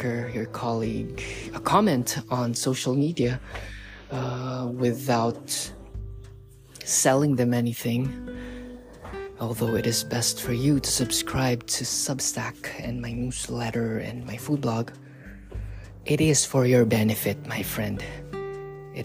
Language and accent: English; Philippines; moved away; back in the Philippines. In my home country